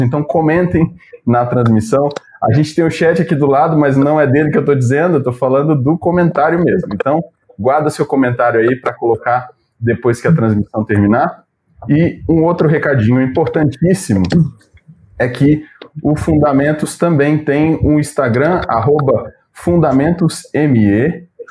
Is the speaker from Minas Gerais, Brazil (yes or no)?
yes; Minas Gerais, Brazil; moved away as an adult; also born or lived in Belo Horizonte; now in São Paulo, Brazil; Eu faço coro com os mineiros dessa live aqui